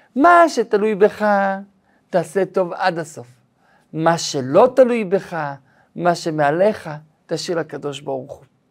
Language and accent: Hebrew; Israel; כשהייתי ילד בן שלוש, הזיכרון אולי הראשון שלי, זה הזיכרון של מלחמת המפרץ. זה הזיכרון הראשון שלי בחיי, את המסכות של הילדים, את הנסיעה בזמן המלחמה, מלחמת המפרץ שהייתה פה בארץ ישראל